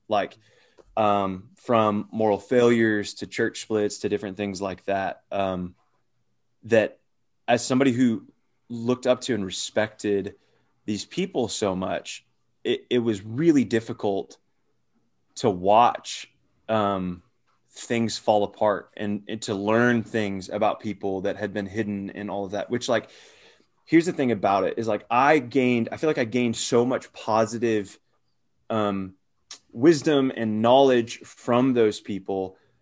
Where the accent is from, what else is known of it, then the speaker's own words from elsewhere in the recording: Arizona, United States; moved away; also born or lived in Phoenix / Gwinnett, Georgia; those of us that are from Arizona, including myself